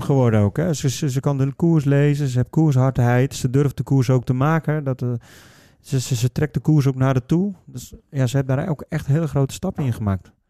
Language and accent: Dutch; Netherlands; als Nederlander